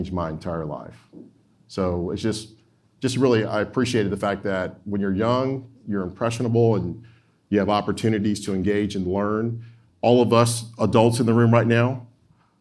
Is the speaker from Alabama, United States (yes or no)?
yes; Opelika, Alabama, United States; moved away as an adult; also born or lived in Georgia; now in Illinois, United States; we moved around the U.S. when I was real young. But we settled in Opelika, Alabama.